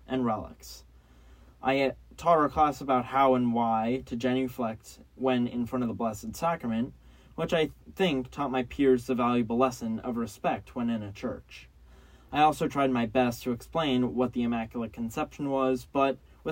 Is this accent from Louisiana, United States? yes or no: no; California, United States; now in Washington, D.C., United States; I grew up in California